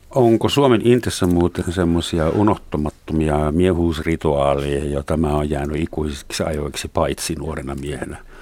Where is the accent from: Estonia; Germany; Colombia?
Germany; moved away as an adult; now in Helsinki, Finland; mun isän kotona Länsi-Saksassa